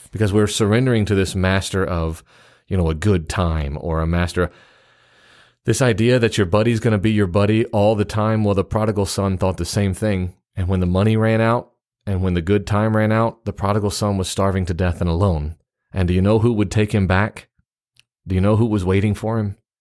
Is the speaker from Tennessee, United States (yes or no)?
yes; Memphis, Tennessee, United States; also born or lived in East Central Mississippi; now in Mississippi, United States; I'm also from the South, uh, except where I live right now. Where I live right now in, in, s, I guess you'd say East Central Mississippi, people tell me I'm from the North because I was born in Memphis, Tennessee.